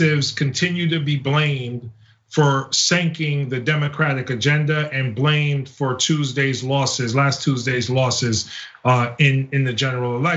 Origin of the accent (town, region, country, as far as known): United States